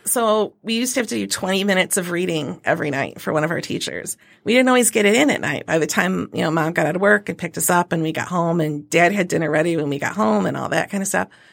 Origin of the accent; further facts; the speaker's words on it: Carson City, Michigan, United States; also born or lived in Alma, Michigan; I grew up in Carson City, Michigan